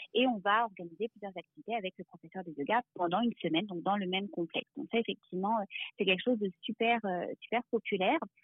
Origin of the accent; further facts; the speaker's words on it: France; moved away as an adult; now in Quebec, Canada; je suis française d'origine et puis j'ai, euh, euh, j'arrive au Québec il y a environ, euh, dix-sept ans maintenant.